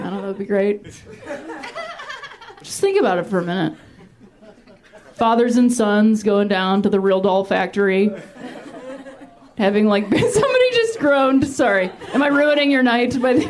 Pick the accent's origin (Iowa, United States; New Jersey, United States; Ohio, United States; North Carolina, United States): Ohio, United States; Akron; my hometown, which is a little town called the Wrong Side of the Tracks. I'm from Akron, Ohio, which is not a small city